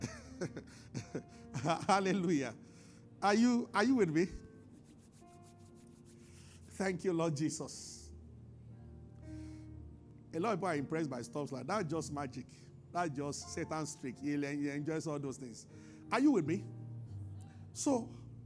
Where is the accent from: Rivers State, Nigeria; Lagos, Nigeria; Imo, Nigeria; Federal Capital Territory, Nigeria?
Federal Capital Territory, Nigeria; Abuja; I grew up in Abuja